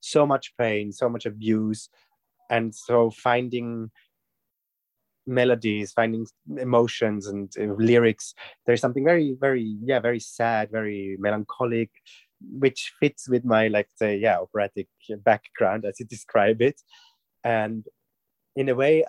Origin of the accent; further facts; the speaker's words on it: Switzerland; I'm from Switzerland